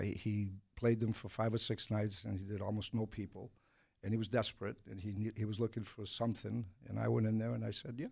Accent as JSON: {"language": "English", "town": "Boston", "region": "Massachusetts", "country": "United States", "tie": "born or raised there", "said": "I grew up in Jamaica Plain"}